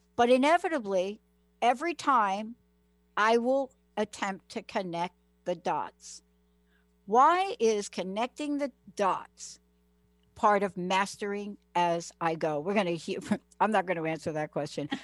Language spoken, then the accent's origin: English; United States; I grew up in New York, New Jersey